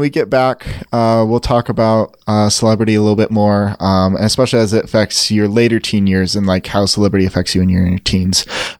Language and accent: English; Hollywood, California, United States; No, man. Like, I'm vacationing. I'm from Hollywood.